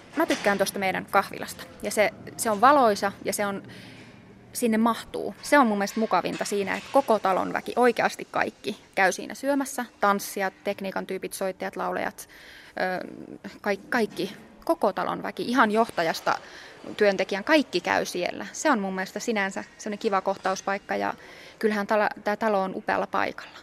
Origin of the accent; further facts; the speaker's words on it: Oulu, North Ostrobothnia, Finland; mä oon Oulusta kotoisin ja äiti ja isä huomasi, että mä, mä oon musikaalinen pienenä